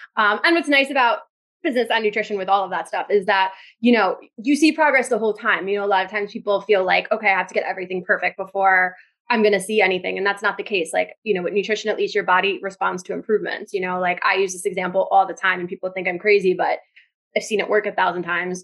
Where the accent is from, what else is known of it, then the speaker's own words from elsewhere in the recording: New Jersey, United States; I'm from Jersey